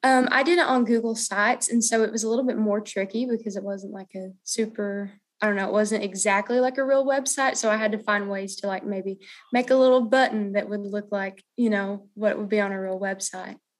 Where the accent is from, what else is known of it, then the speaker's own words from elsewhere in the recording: Clinton, Tennessee, United States; from Clinton, Tennessee, and I go to Clinton High School